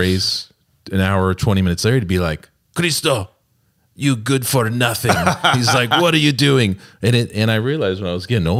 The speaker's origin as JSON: {"language": "English", "region": "California", "country": "United States", "tie": "born or raised there", "said": "Born and raised in the San Francisco Bay Area to a big fat Greek family."}